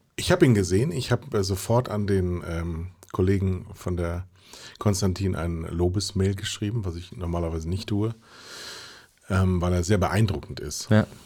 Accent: Mettmann, North Rhine-Westphalia, Germany; Das Ganze in der Nähe von Mettmann. Da komme ich nämlich her

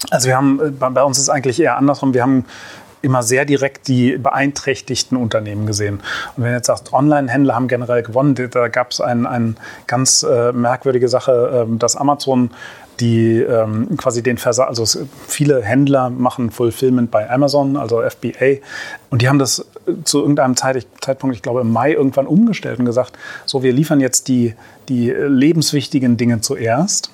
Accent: Berlin, Germany; Ich bin zwar äh, gebürtiger Berliner

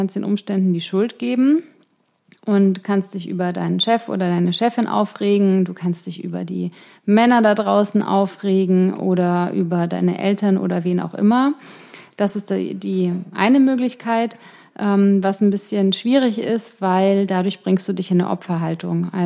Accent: Ingolstadt, Bavaria, Germany; born or raised there; moved away

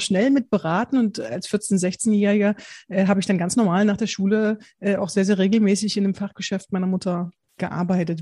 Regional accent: Bitterfeld-Wolfen, Saxony-Anhalt, Germany; moved away; ich komme ich komme ursprünglich aus Sachsen-Anhalt, äh, Bitterfeld-Wolfen

